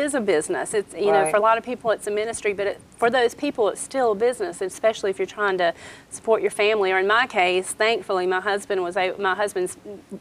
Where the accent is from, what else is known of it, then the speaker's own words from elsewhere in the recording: South Georgia, United States; moved away as an adult; now in North Georgia, United States; I grew up in South Georgia